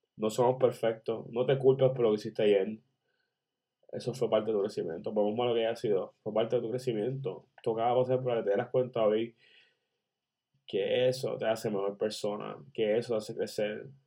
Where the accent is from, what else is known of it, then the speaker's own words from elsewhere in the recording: Puerto Rico; Yo soy puertorriqueño.